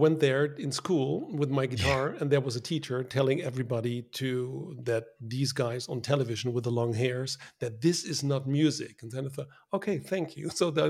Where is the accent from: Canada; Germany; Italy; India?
Germany; English is a second language; now in Netherlands; I'm originally from Germany, so I'm speaking Dutch, English, and German